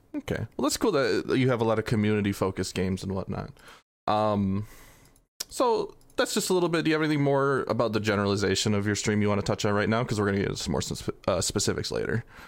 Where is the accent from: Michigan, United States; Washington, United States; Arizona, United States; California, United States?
Michigan, United States; Flint; I'm from Flint in Michigan